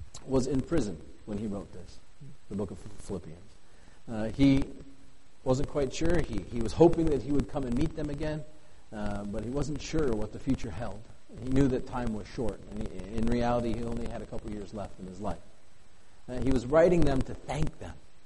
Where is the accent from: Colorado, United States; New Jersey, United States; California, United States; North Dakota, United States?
North Dakota, United States; Bismarck; moved away as an adult; now in Osaka, Japan; growing up in Bismarck